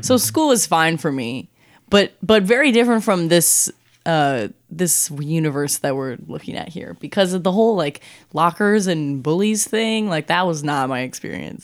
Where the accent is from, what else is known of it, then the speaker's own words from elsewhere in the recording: Saint Paul, Minnesota, United States; also born or lived in Woodbury, Minnesota; I'm from Saint Paul, Minnesota